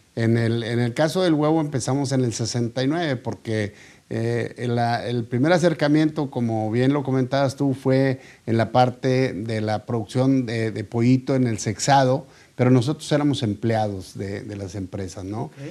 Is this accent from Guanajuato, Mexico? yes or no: no; Monterrey, Nuevo León, Mexico; yo soy regio, Yo nací aquí en Monterrey y aquí me crié